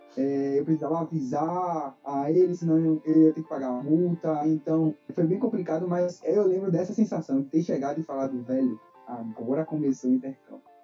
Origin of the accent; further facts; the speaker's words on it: Salvador, Bahia, Brazil; eu sou natural de Salvador, nascido e criado aqui